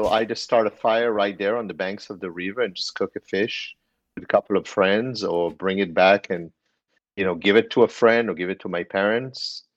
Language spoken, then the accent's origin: English; Israel; moved away as an adult; now in New York City, United States; I live and work in New York City. I've been here for 20 years soon. I'm from Israel